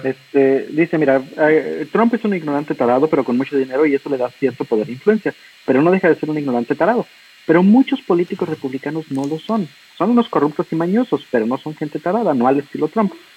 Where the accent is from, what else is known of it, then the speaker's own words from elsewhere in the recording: Mexico; como mexicano